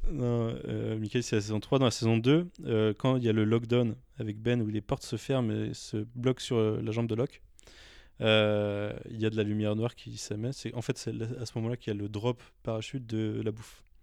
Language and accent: French; France; on est français